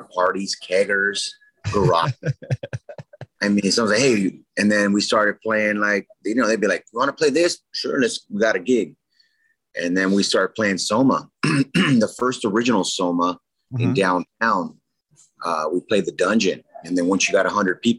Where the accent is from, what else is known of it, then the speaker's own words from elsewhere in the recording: San Diego, California, United States; I grew up in South San Diego. Logan Heights, Chula Vista, National City